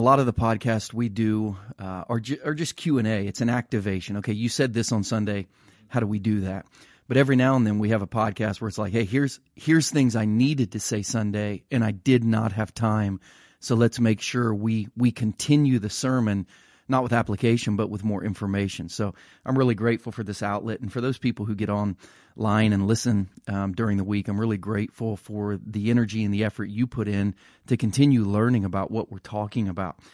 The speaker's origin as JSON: {"language": "English", "region": "Ohio", "country": "United States", "tie": "born or raised there", "said": "growing up in Ohio"}